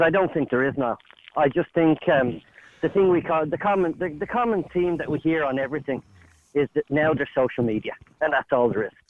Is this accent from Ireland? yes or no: yes; Dublin, Leinster, Ireland; I grew up in Raheny